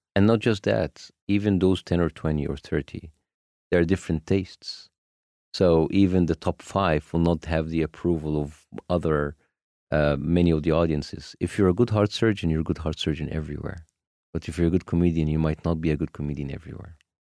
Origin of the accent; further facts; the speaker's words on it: Egypt; moved away as an adult; now in United States; my home country